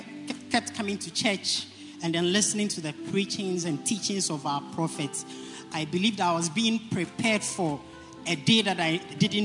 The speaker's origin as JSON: {"language": "English", "town": "Accra", "region": "Greater Accra", "country": "Ghana", "said": "I am from British Accra constituency. And I'm a center leader for Jamestown."}